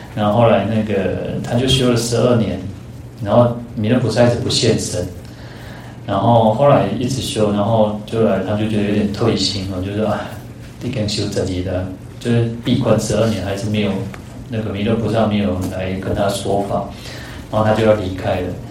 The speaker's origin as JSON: {"language": "Chinese", "country": "Taiwan", "tie": "born or raised there", "said": "我们的同样出生在台湾"}